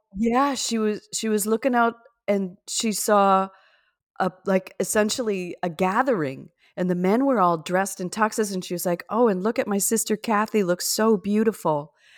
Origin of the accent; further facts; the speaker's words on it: Minnesota, United States; I'm from Minnesota